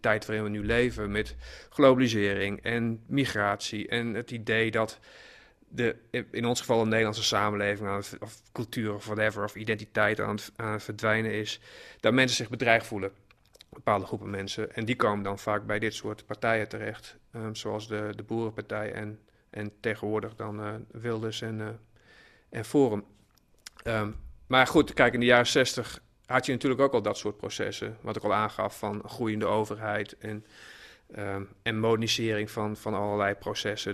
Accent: Hollandscheveld, Drenthe, Netherlands; Ik kom zelf uit Honzeveld

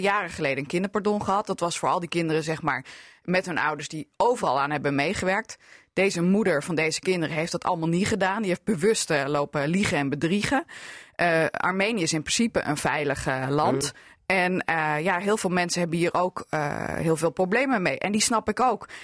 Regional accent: Hardenberg, Overijssel, Netherlands; now in Assen, Netherlands; als kind in Hardenberg

